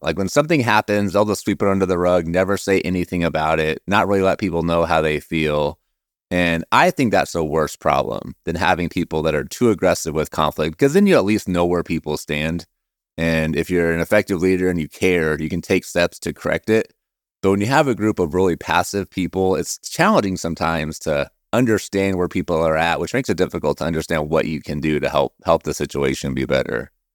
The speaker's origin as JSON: {"language": "English", "region": "Oregon", "country": "United States", "said": "I'm from Oregon, huge Blazer fan"}